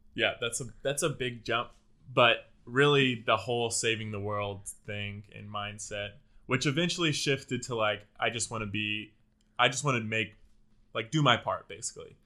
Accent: Houston, Texas, United States; now in Austin, United States; I grew up in the Houston area

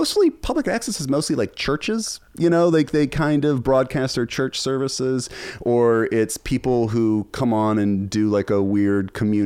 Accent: Charlottesville, Virginia, United States; I started a public access show in my hometown of Charlottesville

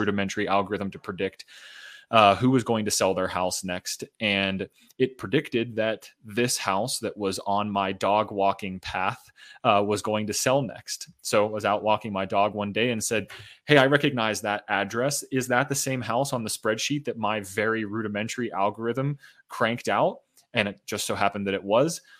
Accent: Pittsburgh, Pennsylvania, United States; moved away as an adult; also born or lived in Boulder, Colorado; I got my start in real estate in my hometown, home city of Pittsburgh, Pennsylvania.

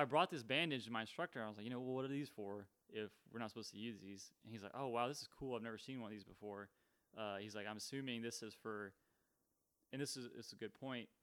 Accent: Texas, United States; I'm from Texas

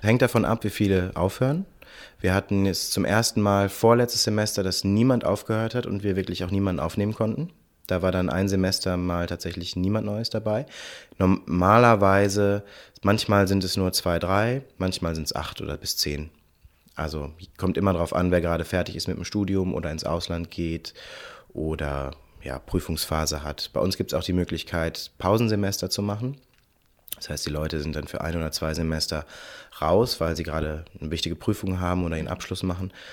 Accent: Cologne, North Rhine-Westphalia, Germany; Und ich komme aus Köln und bin 33 Jahre alt

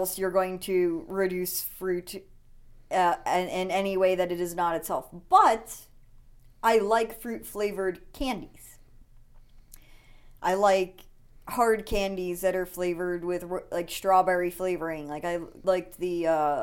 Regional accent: the North, United States; now in Georgia, United States; I was raised in the North

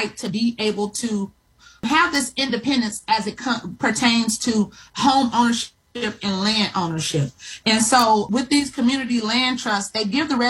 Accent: Los Angeles, California, United States; also born or lived in Eufaula, Alabama; I currently live in Los Angeles, and I'm a native of South Los Angeles or South Central Los Angeles

